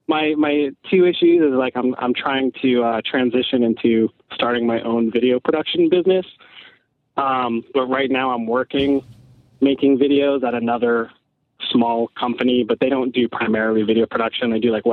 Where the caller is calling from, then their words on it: Connecticut, United States; from Connecticut.